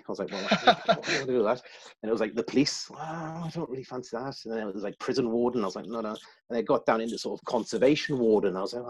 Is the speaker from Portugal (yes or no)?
no; South East England, United Kingdom; born there; also born or lived in Germany / Newcastle; I was born in the south of England. My dad was in the Royal Green Jackets, and he took posting over in Germany.